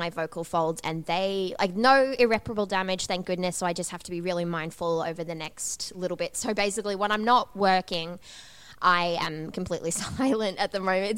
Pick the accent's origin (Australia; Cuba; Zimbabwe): Australia; students and young people growing up in Australia